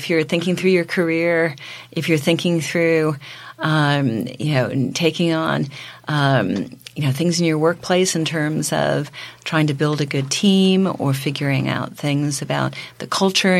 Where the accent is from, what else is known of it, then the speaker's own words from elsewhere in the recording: Reading, Pennsylvania, United States; moved away as an adult; now in New York, United States; I grew up in Reading, Pennsylvania